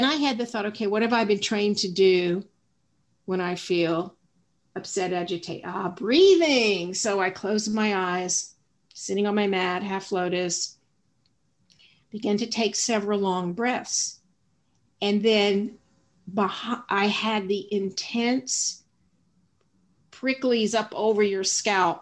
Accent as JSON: {"language": "English", "region": "the South", "country": "United States", "tie": "born or raised there", "said": "I grew up in the South"}